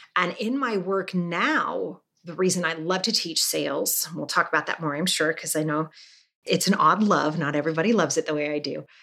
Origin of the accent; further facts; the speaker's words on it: Salt Lake City, Utah, United States; I was raised Mormon in Salt Lake City